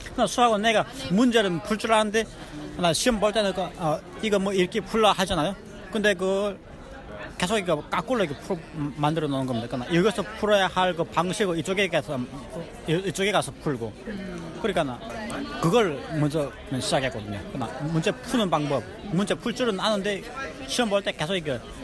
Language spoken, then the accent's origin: Korean; North Korea; born or raised there; now in Rochester, United States